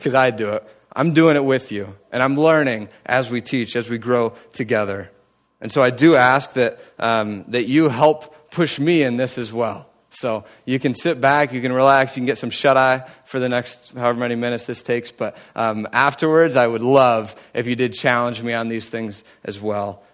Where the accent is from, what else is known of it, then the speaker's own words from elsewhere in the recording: United States; now in Cleveland, United States; I grew up in Amish country